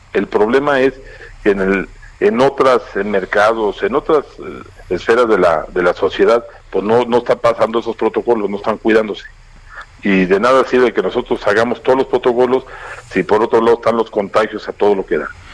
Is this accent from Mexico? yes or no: yes; Mexico; todos como mexicanos